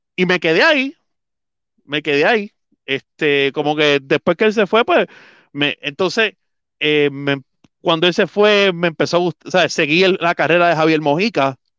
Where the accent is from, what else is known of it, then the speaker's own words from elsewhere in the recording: Puerto Rico; yo soy de Junta, mi papá siempre me llevó a los Juegos de Ponce